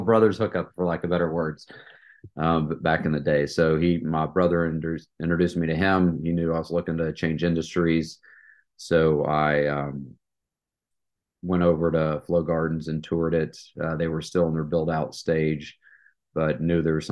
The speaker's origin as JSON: {"language": "English", "region": "East Tennessee", "country": "United States", "tie": "born or raised there", "also_born_or_lived": "Atlanta, Georgia", "moved": "as an adult", "said": "I was born and raised in East Tennessee"}